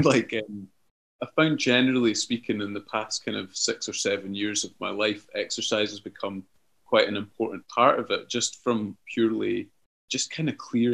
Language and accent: English; Cullen, Scotland, United Kingdom; moved away as an adult; also born or lived in Moray; now in Glasgow, United Kingdom; my hometown of Cullen.